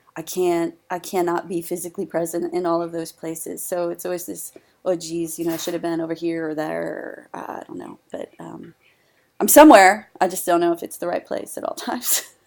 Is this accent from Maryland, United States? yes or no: yes; Howard County, Maryland, United States; right here in my hometown and in my home district